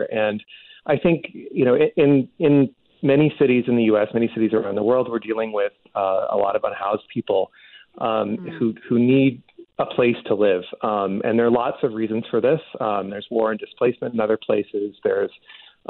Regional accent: Chicago, Illinois, United States; moved away; also born or lived in Arizona; I grew up in Chicago in the U.S., and it's cold there in the winter, and it's real hot there in the summer

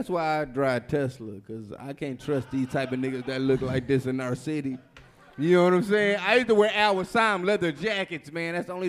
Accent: Detroit, Michigan, United States; But yeah, I'm from Detroit, you know what I'm saying?

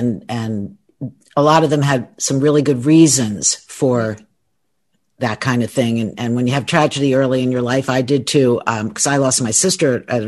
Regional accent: East Coast, United States; moved away as an adult; now in Los Angeles, United States; I'm from the East Coast, and I've lived in LA since 1988.

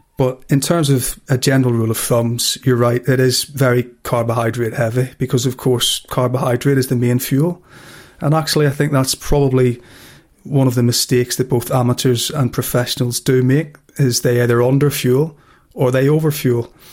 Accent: Belfast, Northern Ireland, United Kingdom; growing up in Belfast.

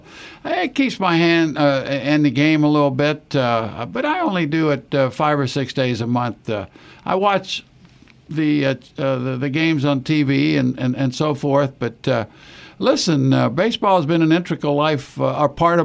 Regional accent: Tampa, Florida, United States; Growing up in Tampa, Florida

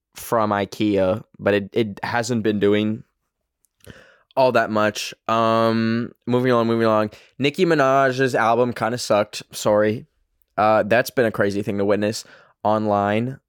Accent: Canada; accent: Canadian; my fucking Canadian accent

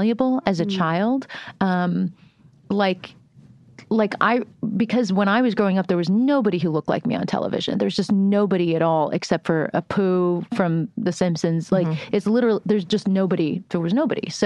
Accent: Florida, United States; I am from Florida

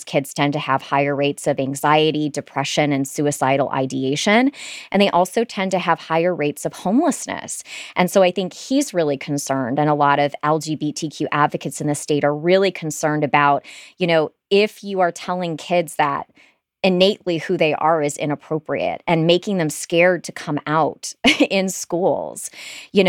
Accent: Michigan, United States; now in Florida, United States; I'm from Michigan

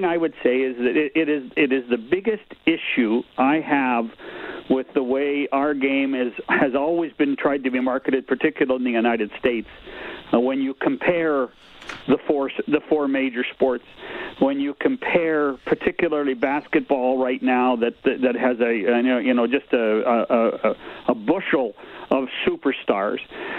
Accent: Canada; And again, it's we're typically Canadian about what we're doing

